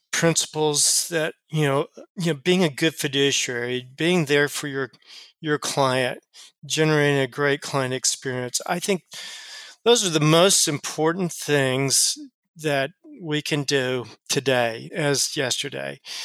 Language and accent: English; Austin, Texas, United States; moved away as an adult; also born or lived in Chicago; now in Cincinnati, United States; I was from Texas. I grew up in um, in in Austin, Texas